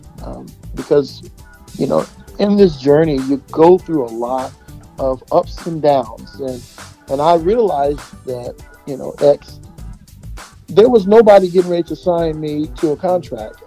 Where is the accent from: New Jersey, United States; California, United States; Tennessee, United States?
California, United States; Bay Area; I'm from the Bay Area, California.